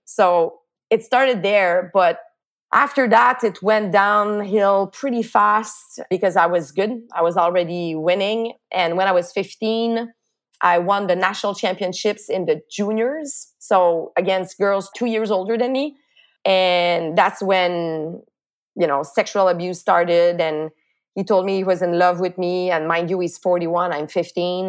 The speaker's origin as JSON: {"language": "English", "town": "Montreal", "region": "Quebec", "country": "Canada", "tie": "born or raised there", "said": "my little town where I grew up in Lachine on the island of Montreal."}